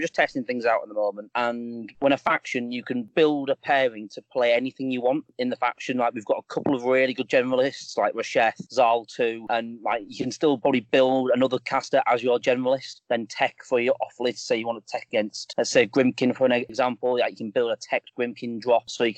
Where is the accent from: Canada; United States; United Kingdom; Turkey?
United Kingdom; England; I'm from England